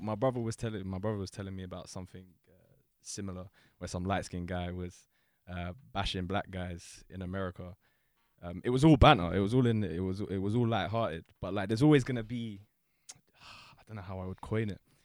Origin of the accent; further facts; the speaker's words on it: London, United Kingdom; I'm from London